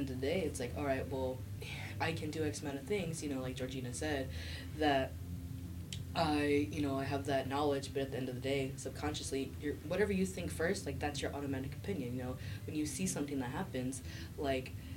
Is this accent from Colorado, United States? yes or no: no; the Valley, California, United States; I was born in California. My mom's from San Jose. I'm from the Valley.